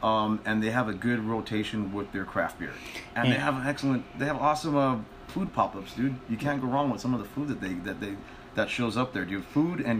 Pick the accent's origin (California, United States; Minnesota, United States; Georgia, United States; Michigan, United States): California, United States; Los Angeles; In LA, the LA area, Silver Lake. Maybe I guess the Echo Park, you know, that's the old stomping grounds, man.